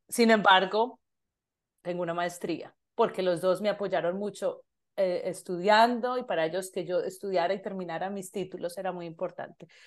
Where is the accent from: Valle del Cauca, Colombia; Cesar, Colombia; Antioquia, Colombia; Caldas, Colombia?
Antioquia, Colombia; Medellín; moved away as an adult; now in Canada; soy de Medellín, Colombia